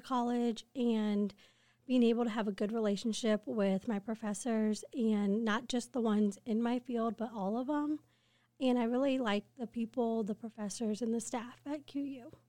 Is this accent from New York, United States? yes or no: no; Quincy, Illinois, United States; I grew up in Quincy